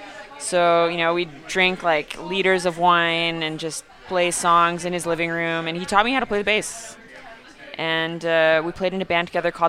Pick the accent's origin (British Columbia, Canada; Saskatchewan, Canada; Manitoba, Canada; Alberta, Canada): Saskatchewan, Canada; moved away as an adult; now in Montreal, Canada; Never played in any bands until I moved to Montreal. I grew up in Saskatchewan